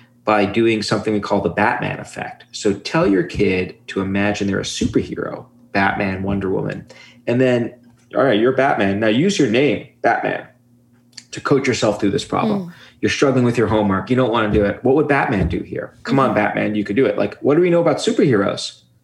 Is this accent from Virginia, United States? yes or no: no; New York City, New York, United States; where I grew up in Brooklyn